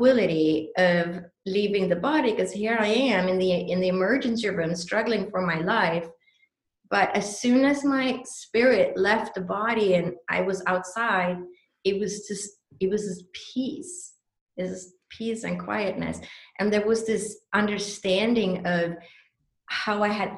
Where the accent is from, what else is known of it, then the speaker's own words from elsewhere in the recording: Sweden; moved away; I was born and raised in Sweden.